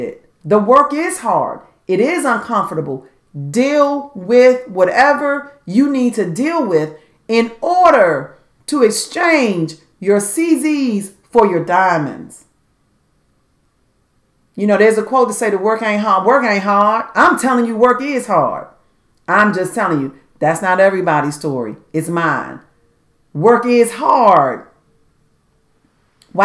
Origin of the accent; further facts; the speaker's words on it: Washington, District of Columbia, United States; growing up in Southeast Washington, D.C.